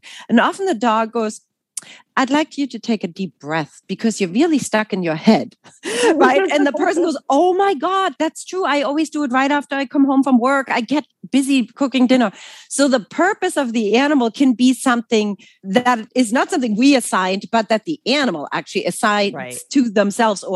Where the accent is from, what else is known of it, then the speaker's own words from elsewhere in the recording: Germany; English is a second language; moved away as an adult; also born or lived in New York City; now in United States; I'm actually originally from Germany